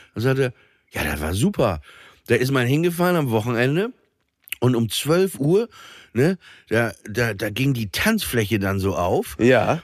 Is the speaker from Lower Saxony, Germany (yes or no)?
yes; Papenburg, Lower Saxony, Germany; moved away; an der Schule in Papenburg